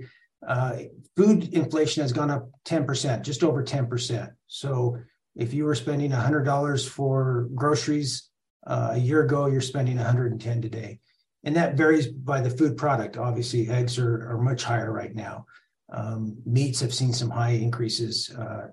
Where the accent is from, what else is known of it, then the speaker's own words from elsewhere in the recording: Utah, United States; also born or lived in Southern California; now in New Mexico, United States; My mother moved back to be with her family, her parents. And in a sense, I'm very grateful for that experience. I loved growing up on the farm